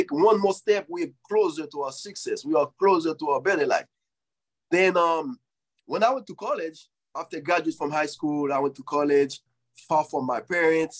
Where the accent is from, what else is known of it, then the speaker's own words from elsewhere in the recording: Haiti; moved away; when I grew up in Haiti